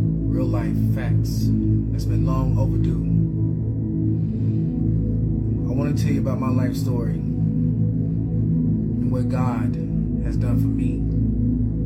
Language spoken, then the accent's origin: English; Indianapolis, Indiana, United States; born or raised there; also born or lived in LaGrange, Georgia, United States